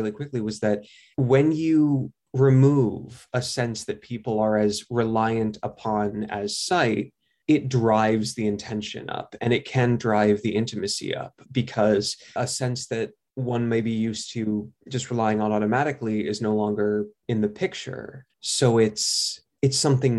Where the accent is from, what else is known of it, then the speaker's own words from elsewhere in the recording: New York, United States; I grew up in New York, so I was very fortunate to have the exposure to theater that I did.